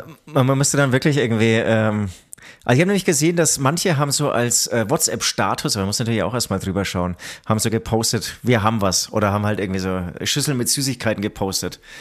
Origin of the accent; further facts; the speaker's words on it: Nuremberg, Bavaria, Germany; ich bin in Nürnberg geboren.